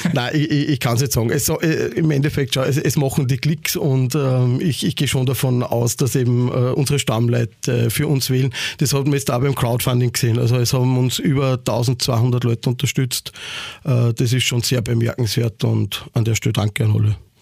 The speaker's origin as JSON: {"language": "German", "town": "Ried im Innkreis", "region": "Upper Austria", "country": "Austria", "tie": "born or raised there", "moved": "as an adult", "lives_now": "Vienna, Austria", "said": "ich komme aus Oberösterreich, ähm, aus Ried im Ingreis. Mein Vater hat damals äh, bis zum letzten Jahr einen Kulturverein dort gehabt. Also ich bin eigentlich in das ganze eingeboren, damit aufgewachsen."}